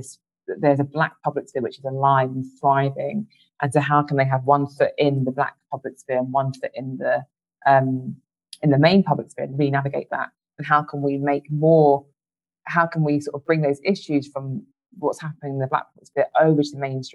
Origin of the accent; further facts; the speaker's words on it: United Kingdom; as Black British people